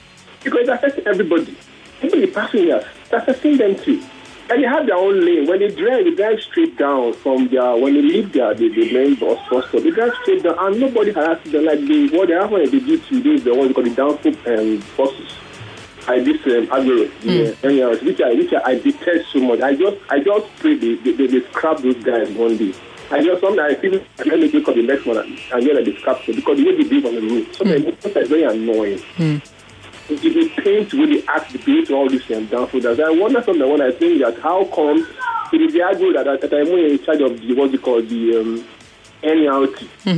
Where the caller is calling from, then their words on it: Lagos, Nigeria; I'm calling from Aja.